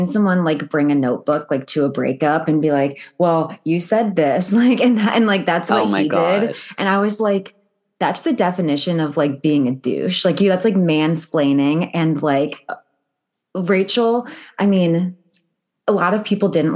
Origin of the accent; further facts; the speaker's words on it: Cleveland, Ohio, United States; I'm from Cleveland